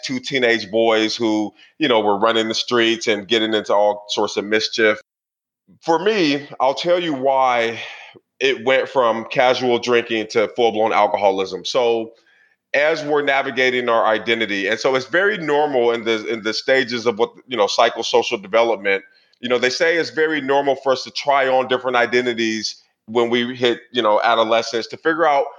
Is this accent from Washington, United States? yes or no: no; Portland, Oregon, United States; I grew up in Portland, Oregon in the 80s